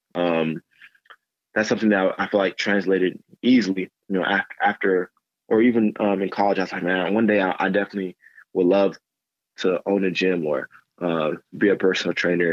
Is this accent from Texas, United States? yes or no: yes; Grand Prairie, Texas, United States; also born or lived in Dallas / Mobile, Alabama; I'm from Grand Prairie, grew up in Grand Prairie